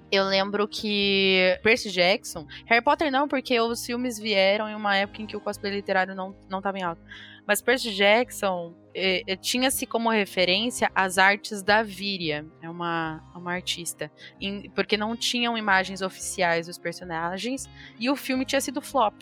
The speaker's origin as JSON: {"language": "Portuguese", "area": "Mogi das Cruzes", "region": "São Paulo", "country": "Brazil", "said": "Eu sou de Monte das Cruzes"}